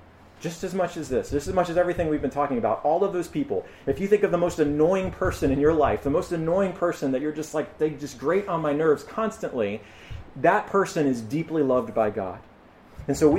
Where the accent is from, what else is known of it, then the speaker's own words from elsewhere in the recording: United States; as American